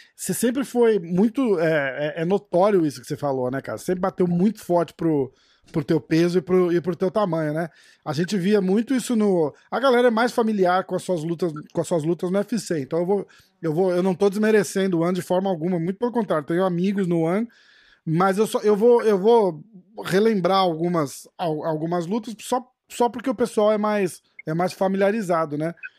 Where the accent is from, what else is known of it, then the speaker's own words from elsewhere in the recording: Brazil; now in New York, United States; eu falo inglês com sotaque, porra, sou brasileiro